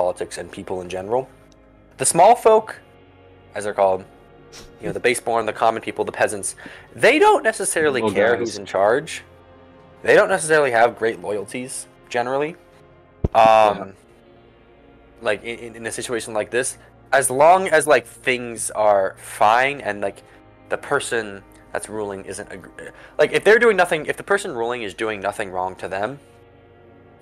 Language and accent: English; Vermont, United States; We're from Vermont, man. We don't pronounce our T's